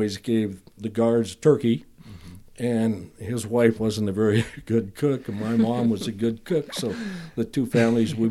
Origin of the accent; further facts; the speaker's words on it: Elkhorn, Wisconsin, United States; moved away; also born or lived in Lake Geneva, Wisconsin / Fruitland; we lived in Elkhorn, but they didn't have a hospital, so you were born in Lake